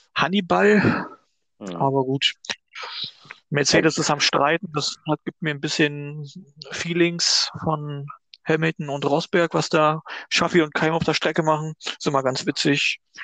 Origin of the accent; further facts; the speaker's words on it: Fredersdorf, Brandenburg, Germany; mein Heimatort Fredersdorf